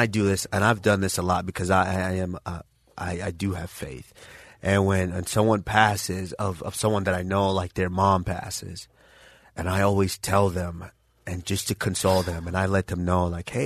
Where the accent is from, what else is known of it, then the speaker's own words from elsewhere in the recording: Nigeria; moved away; I was born in Ubiana, Nigeria